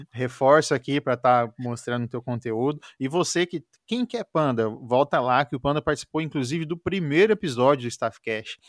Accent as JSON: {"language": "Portuguese", "town": "Maringá", "region": "Paraná", "country": "Brazil", "said": "eu sou de Maringá, no Paraná"}